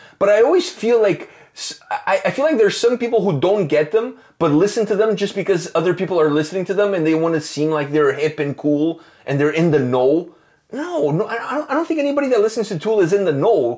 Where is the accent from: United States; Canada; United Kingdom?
Canada; We're Canadian